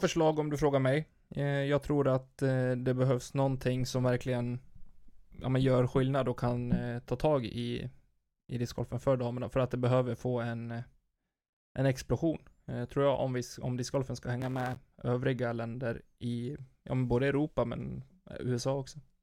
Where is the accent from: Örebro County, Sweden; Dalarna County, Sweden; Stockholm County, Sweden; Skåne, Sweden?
Dalarna County, Sweden; near Falun; i närheten, med mina hemtrakter. Falun